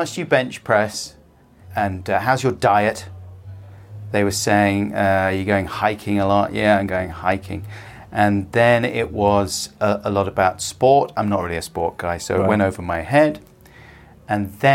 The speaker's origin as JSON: {"language": "English", "country": "United Kingdom", "said": "as a Brit as well, and as a fairly classically buttoned down Brit"}